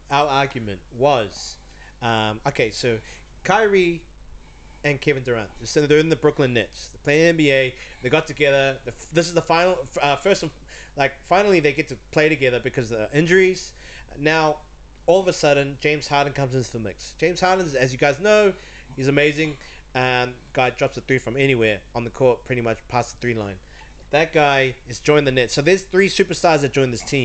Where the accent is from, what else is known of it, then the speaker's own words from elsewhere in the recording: New Zealand; moved away; we're from New Zealand, we're Kiwis